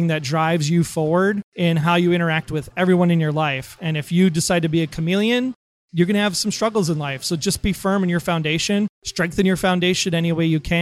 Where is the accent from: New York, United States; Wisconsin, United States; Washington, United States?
Wisconsin, United States; we're from Wisconsin